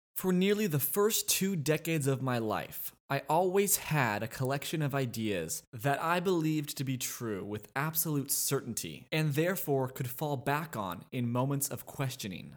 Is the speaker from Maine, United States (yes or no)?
no; Los Angeles, California, United States; moved away as an adult; now in Austin, United States; I was born in Los Angeles, California, but now live in Austin, Texas